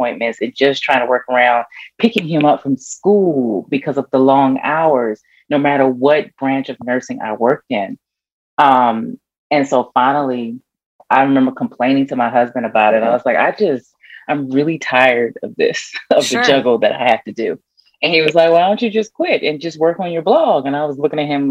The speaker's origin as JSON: {"language": "English", "town": "Washington", "region": "District of Columbia", "country": "United States", "tie": "born or raised there", "moved": "as an adult", "lives_now": "Atlanta, United States", "said": "I grew up in Washington, D.C. I was born and raised there, and I moved here in Atlanta, right outside of Atlanta right now, about 17 years ago"}